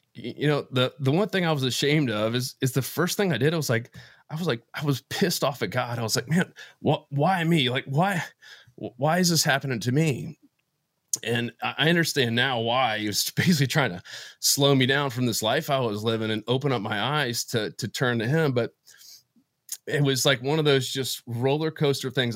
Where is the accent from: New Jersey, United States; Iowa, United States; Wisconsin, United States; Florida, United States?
Florida, United States; moved away as an adult; also born or lived in Atlanta, Georgia; I grew up in Florida, ended up going to Georgia Tech